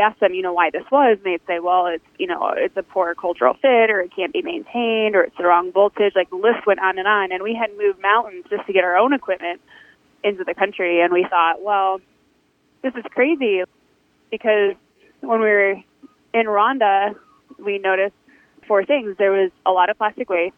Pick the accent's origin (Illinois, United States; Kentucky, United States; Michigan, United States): Michigan, United States; Detroit; now in Houston, United States; I'm from Detroit